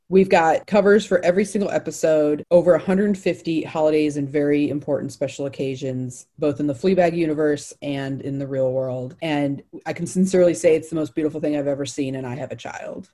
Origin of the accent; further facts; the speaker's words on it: United States; also born or lived in Atlanta; we're American